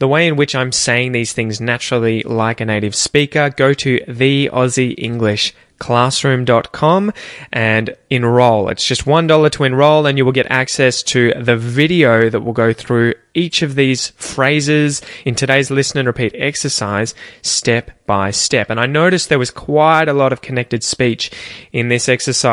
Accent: Australia; accent: Aussie; my accent

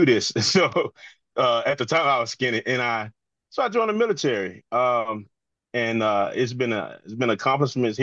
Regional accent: Southwest Mississippi, United States; moved away as an adult; now in DMV (Washington metropolitan area), United States; I'm from Mississippi. I'm from Southwest Mississippi on the Louisiana line.

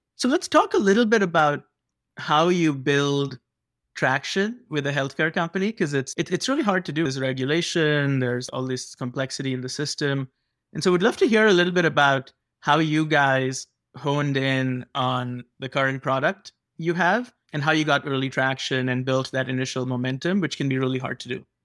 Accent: India; now in United States; I grew up in India

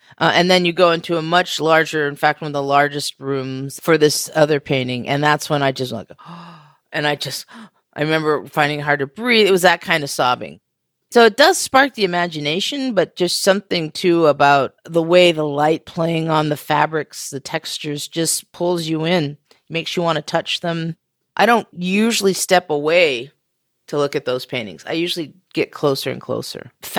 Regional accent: Western United States, United States; also born or lived in Oregon / California / Arizona / Washington; You know, I grew up in the Western United States, and I say that because my family lived in Oregon and California and Arizona and Washington states, which are literally, you know, pretty much the West Coast of the country.

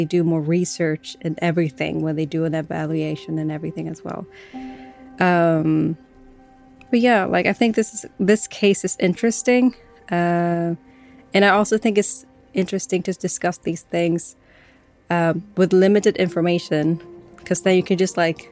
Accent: Sweden; But as I am a Swedish, I was born in Sweden

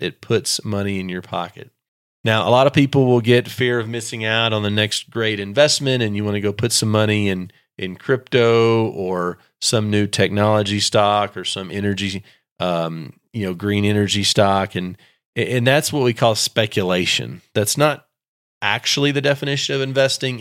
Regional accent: Texas, United States; I'm from Texas

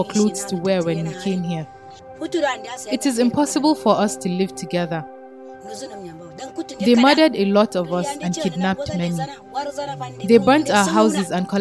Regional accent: Nigeria; moved away as an adult; now in Maiduguri, Nigeria; I'm from Nejede. We were driven out by Boko Haram members

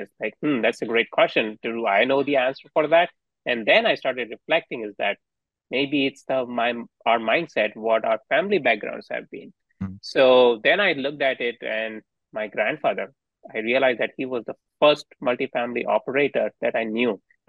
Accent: India; now in United States; So me and my wife didn't grow up in US. So we are immigrants here. And we grew up in India.

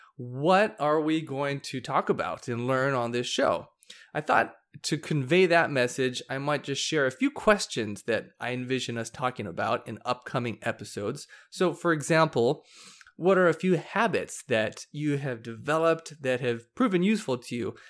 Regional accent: Hawaii, United States; now in Arizona, United States; I grew up surfing in Hawaii

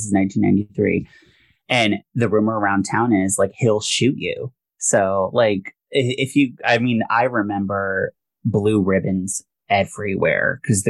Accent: Chickasha, Oklahoma, United States; moved away; also born or lived in Seattle; So I grew up in Chickasha, Oklahoma.

